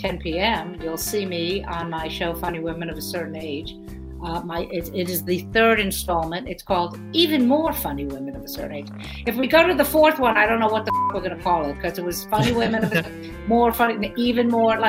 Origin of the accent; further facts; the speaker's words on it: New York City, New York, United States; I'm from Brooklyn